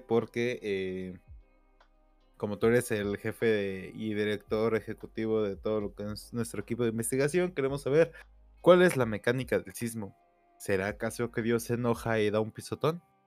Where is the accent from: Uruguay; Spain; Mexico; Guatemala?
Mexico; como mexicanos